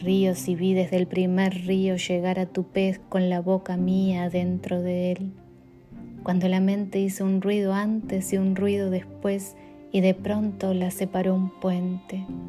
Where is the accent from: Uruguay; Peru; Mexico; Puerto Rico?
Uruguay; now in Chicago, United States; soy una poeta uruguaya que vive en Chicago